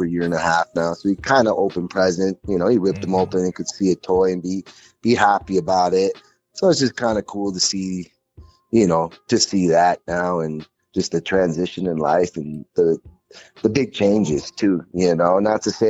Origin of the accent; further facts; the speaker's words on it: Minnesota, United States; now in Colorado, United States; I'm from Minnesota. I live in Colorado now.